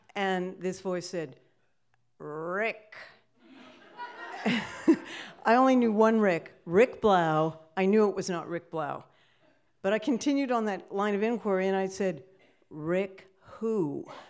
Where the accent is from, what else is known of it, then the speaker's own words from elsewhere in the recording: Sacramento, California, United States; I grew up in Sacramento, California